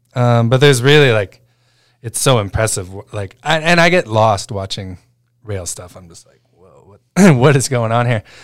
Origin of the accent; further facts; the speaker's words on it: Alberta, Canada; moved away; I'm from Alberta